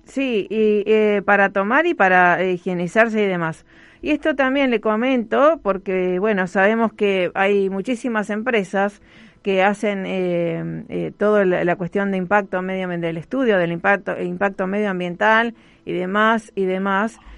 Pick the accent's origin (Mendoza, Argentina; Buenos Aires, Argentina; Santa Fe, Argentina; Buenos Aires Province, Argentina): Santa Fe, Argentina; Rosario; Como Rosarina